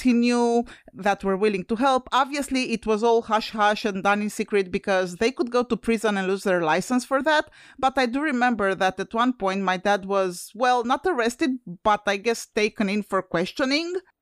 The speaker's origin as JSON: {"language": "English", "country": "Romania", "moved": "yes", "said": "I'm originally from Romania, a former U S S R satellite country."}